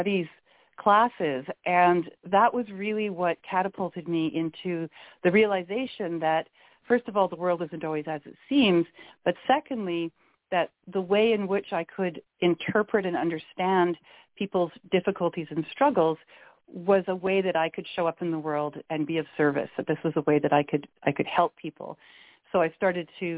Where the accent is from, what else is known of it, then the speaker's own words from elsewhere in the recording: Canada; also born or lived in Victoria, British Columbia; I am Canadian. I'm calling in from the west coast of Canada in a little city called Victoria, British Columbia